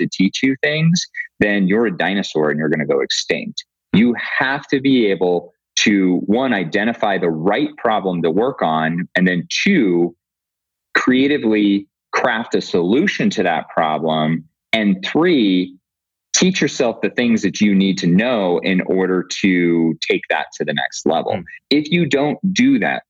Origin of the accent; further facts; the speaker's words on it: Montana, United States; moved away as an adult; I grew up in Montana.